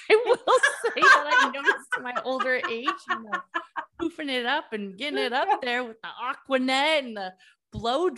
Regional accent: Oakland, California, United States; I grew up in Oakland. They knew I grew up in Oakland

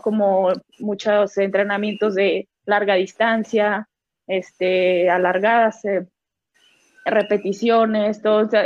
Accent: Guadalajara, Jalisco, Mexico; now in Mexico City, Mexico; Yo soy de Guadalajara, Jalisco.

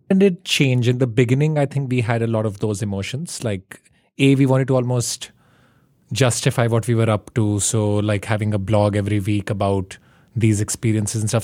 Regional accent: India; now in New York City, United States; I grew up in India.

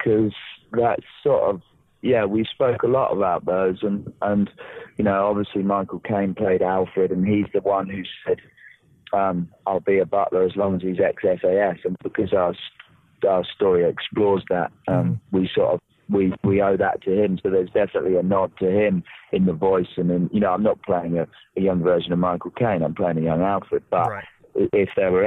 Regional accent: Norwich, East of England, United Kingdom; I was born in Norwich in Norfolk, which is in the east of England.

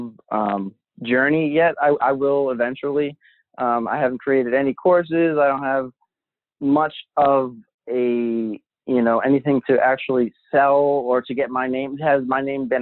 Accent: Boston, Massachusetts, United States; I'm from Boston

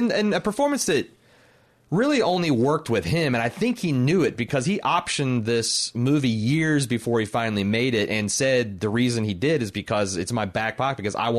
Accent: Texas, United States; I grew up in Texas, so I've seen plenty.

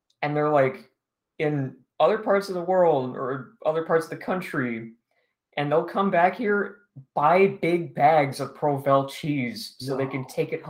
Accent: Illinois, United States; I grew up in Illinois, and I'm still in Illinois

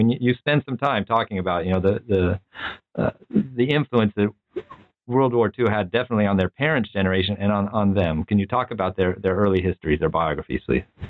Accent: San Diego, California, United States; I grew up in in San Diego in California

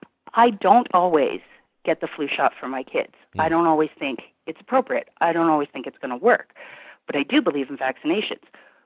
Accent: Canada; But I'm actually from Canada.

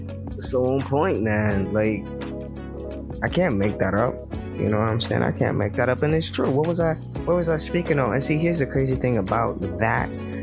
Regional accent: Michigan, United States; the lottery here in my state is the same or was close to the same in my home state. And let me tell you, it was not.

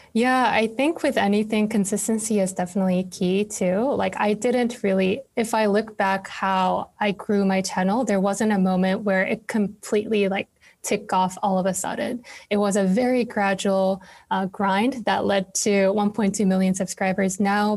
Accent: South Korea; now in New York City, United States; where I live now, I live in New York City, but was born and raised in Korea

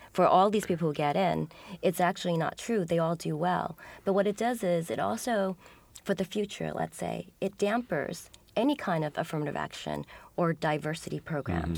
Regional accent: United States; I'm an American born

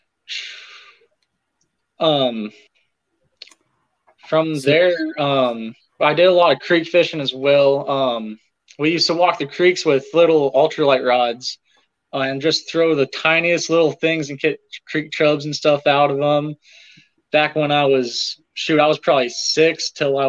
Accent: Arcadia, Nebraska, United States; now in Grand Island, United States; I'm actually from a small town called Arcadia

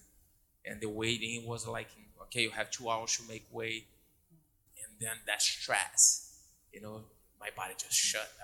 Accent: Niterói, Rio de Janeiro, Brazil; Born and raised in Niterói, Brazil, Rio de Janeiro

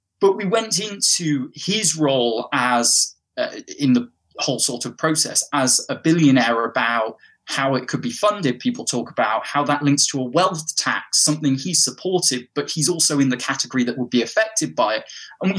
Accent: England, United Kingdom; I grew up in the north of England, and I went to school down in the south of England, hence how I lost my accent.

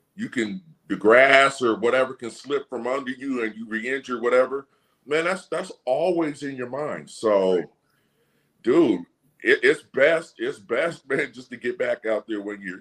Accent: Seattle, Washington, United States; I'm from Seattle, so I'm kind of used to any kind of weather

